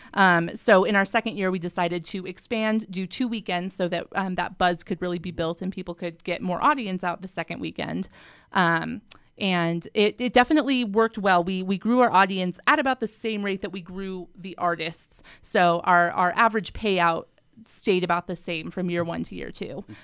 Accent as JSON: {"language": "English", "region": "Colorado", "country": "United States", "moved": "as an adult", "lives_now": "Salt Lake City, United States", "said": "I am from Colorado originally. I moved out to Salt Lake in two thousand eleven to attend Westminster"}